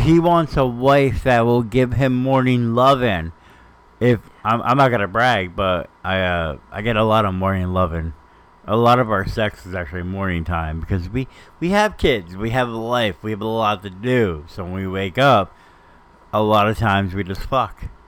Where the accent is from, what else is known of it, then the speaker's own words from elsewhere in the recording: New Jersey, United States; we're from Jersey.